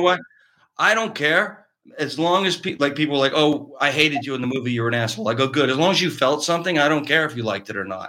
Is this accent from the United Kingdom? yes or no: no; Cardinal, Ontario, Canada; moved away as an adult; now in Los Angeles, United States; A little town in Eastern Ontario called Cardinal, Cardinal, Ontario.